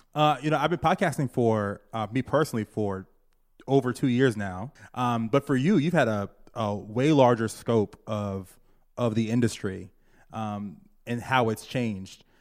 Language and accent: English; Virginia, United States; now in New York, United States; Growing up in Virginia